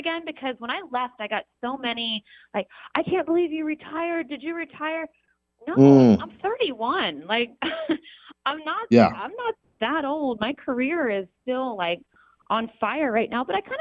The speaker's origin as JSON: {"language": "English", "region": "Ohio", "country": "United States", "tie": "born or raised there", "said": "I'm born and raised like 2 hours outside of Columbus"}